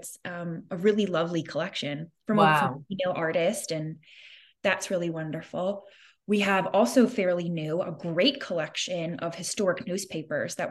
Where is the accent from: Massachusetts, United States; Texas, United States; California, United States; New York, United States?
New York, United States; moved away as an adult; also born or lived in Illinois; now in St. Louis, United States; I was from New York and living in New York, and I wasn't exactly expecting to be moving to the Midwest